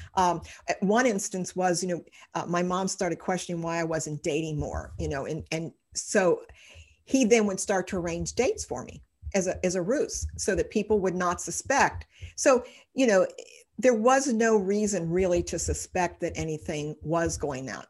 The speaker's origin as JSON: {"language": "English", "town": "Cincinnati", "region": "Ohio", "country": "United States", "tie": "born or raised there", "said": "I've lived in Cincinnati all my life"}